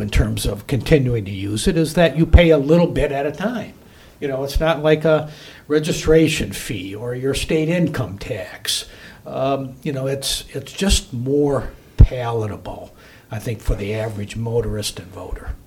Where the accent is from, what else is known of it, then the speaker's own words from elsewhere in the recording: West Michigan, United States; I'm from West Michigan.